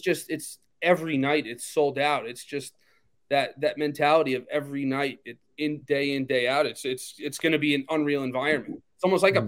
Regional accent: Long Island, New York, United States; growing up on Long Island

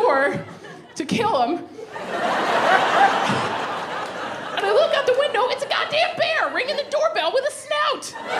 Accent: Alaska, United States; moved away as an adult; now in Portland, United States; I am originally from Alaska. Yeah. I moved to Portland a few years ago.

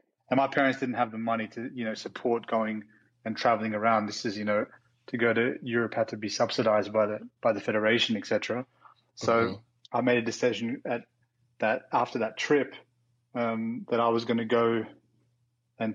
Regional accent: Melbourne, Victoria, Australia; moved away; I am originally from Australia, grew up in Melbourne, so where the Australian Open's played.

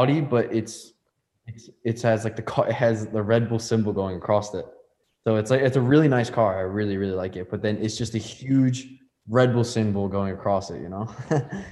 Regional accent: United States; we're both American

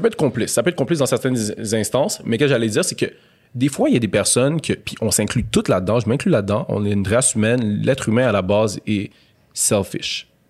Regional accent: Montreal, Quebec, Canada; j'ai grandi à Montréal-Nord

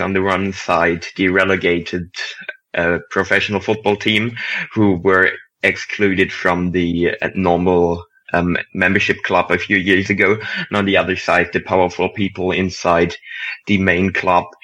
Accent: Germany; accent: German; English is a second language; As you may hear from my accent, I'm from Germany as well

